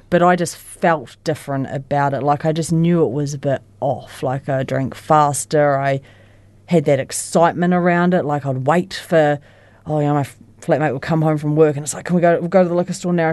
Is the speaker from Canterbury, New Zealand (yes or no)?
yes; Christchurch, Canterbury, New Zealand; I was born in Christchurch and I've lived in Christchurch my whole life. Um, I was brought up, like, on the east side of Christchurch